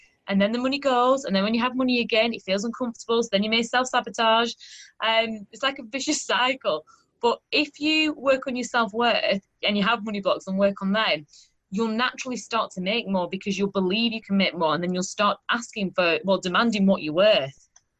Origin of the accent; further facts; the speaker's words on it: Burnley, North West England, United Kingdom; now in Sheffield, United Kingdom; At Burnley.